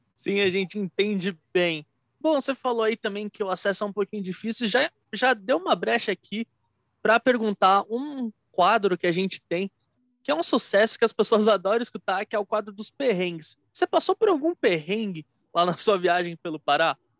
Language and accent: Portuguese; São Paulo, Brazil; eu sou aqui de São Paulo